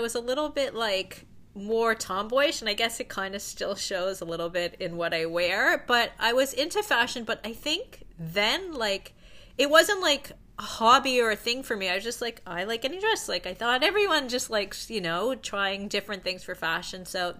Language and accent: English; Toronto, Ontario, Canada; moved away as an adult; also born or lived in United States / Los Angeles; I'm actually from Toronto.